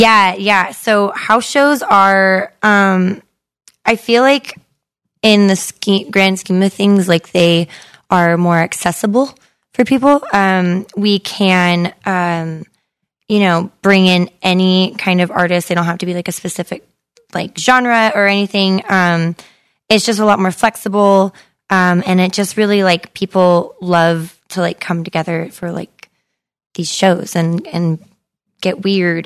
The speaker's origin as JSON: {"language": "English", "town": "Modesto", "region": "California", "country": "United States", "tie": "born or raised there", "said": "my hometown that, um, brought some, like, really cool, um, artists, uh, to a cafe in Modesto"}